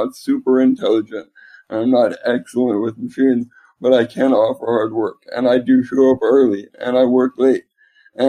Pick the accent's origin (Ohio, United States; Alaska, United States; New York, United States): Alaska, United States; moved away as an adult; also born or lived in Arizona; now in Seattle, United States; I was actually born and raised in a rural small town in Alaska, just right at the base of Mount McKinley.